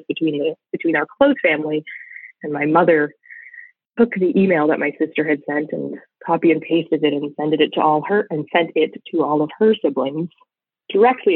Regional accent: Canada; as a Canadian

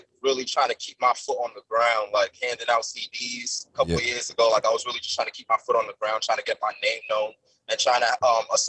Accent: New York City, New York, United States; I'm from Staten Island. Okay. Born and raised.

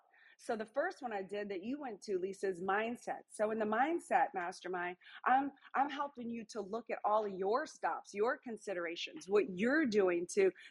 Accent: New Orleans, Louisiana, United States; I'm from New Orleans, Louisiana

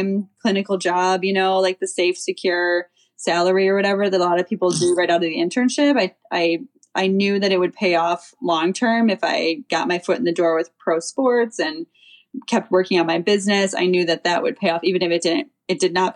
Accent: Chicago, Illinois, United States; I grew up in Chicago

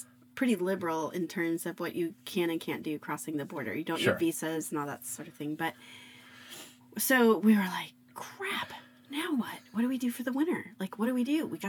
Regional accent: Arizona, United States; I grew up in Arizona

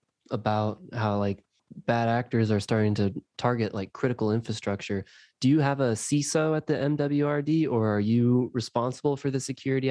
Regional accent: Bradenton, Florida, United States; my hometown in Bradenton, Florida

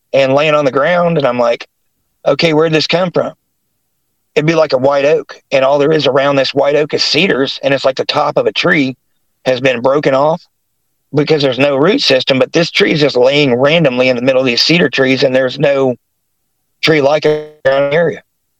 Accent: West Virginia, United States; moved away; also born or lived in Ohio / Greer, South Carolina / Newark, Ohio; that was in Logan, West Virginia, before we moved to Kanawha City

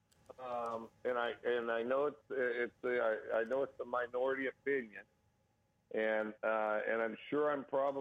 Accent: Wyoming, United States; now in Pullman, United States; I grew up in Wyoming

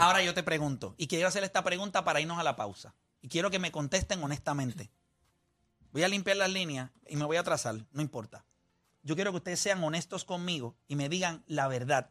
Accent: Puerto Rico; nosotros somos puertorriqueños

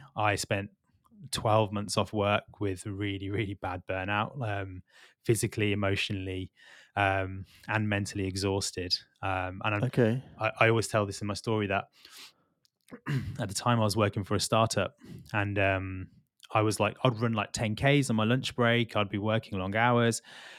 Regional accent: Midlands, United Kingdom; also born or lived in London; so I'm not from London originally, I'm from the Midlands. Okay. And I've always grown up in suburbia, that's been close to green spaces.

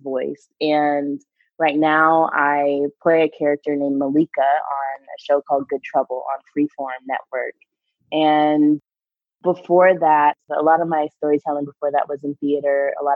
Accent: Bay Area, California, United States; also born or lived in Boston / New York; my mom got a fellowship at Stanford University when I was 5. So for most of my life, I lived in the Bay Area

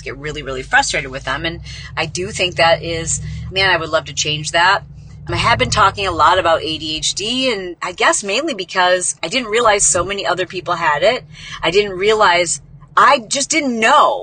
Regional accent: Midwest, United States; We are so nice in the Midwest

